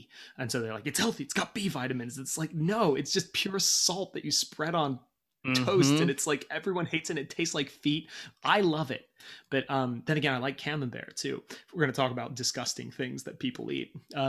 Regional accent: United Kingdom; moved away; I'm from Britain and we eat garbage.

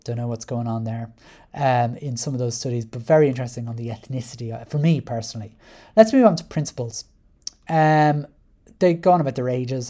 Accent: Ireland; I identify as white Irish

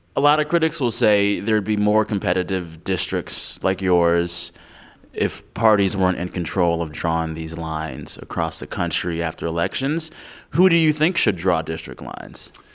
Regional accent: San Antonio, Texas, United States; born or raised there; also born or lived in Seguin, Texas / Converse, Texas

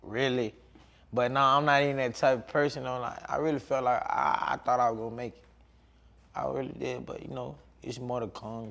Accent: Atlanta, Georgia, United States; I'm from Atlanta

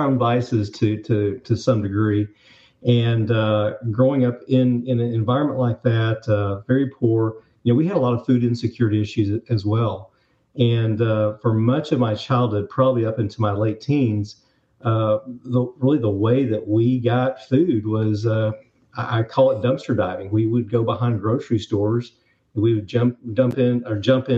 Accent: Northwest Arkansas, United States; I'm actually from Arkansas. So I grew up in the Northwest Arkansas area

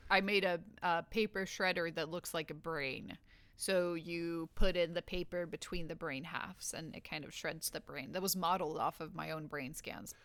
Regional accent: Sweden; now in Los Angeles, United States; I'm from Sweden, but I live in Los Angeles

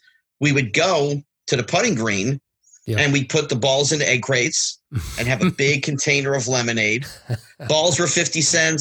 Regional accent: New Jersey, United States; I didn't grow up in L.A. I grew up in New Jersey

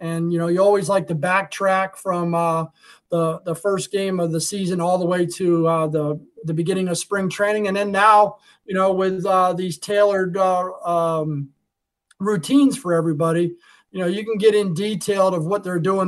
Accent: Arizona, United States; You know, when I grew up out in Arizona, you know, there wasn't many and it was hot and you went outside.

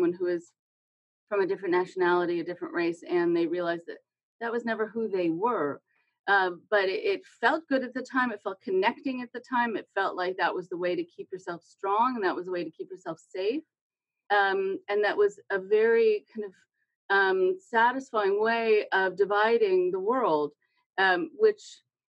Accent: California, United States; because I'm a Californian, and California has its own problems.

